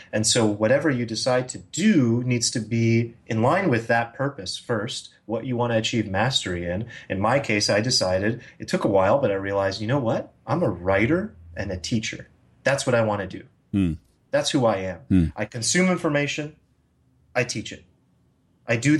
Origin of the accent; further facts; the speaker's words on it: United States; as an American